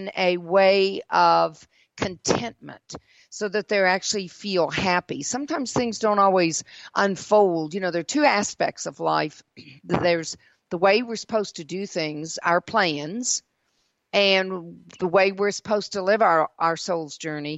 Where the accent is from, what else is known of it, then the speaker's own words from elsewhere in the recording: the South, United States; also born or lived in Mississippi / South Carolina / Georgia; living in the South all of my life